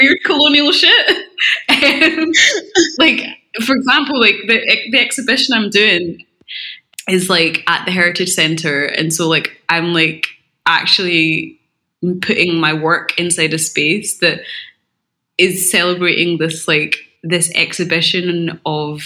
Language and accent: English; Glasgow, Scotland, United Kingdom; accent: Scottish; when you're growing up in Scotland, you do get taught about, like, the architecture specifically